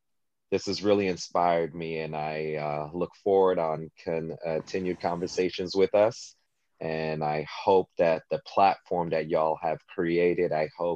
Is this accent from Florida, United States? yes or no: yes; South Florida, United States; also born or lived in Canada / Haiti (parents); relocated to South Florida, and I've been in South Florida now 30 plus years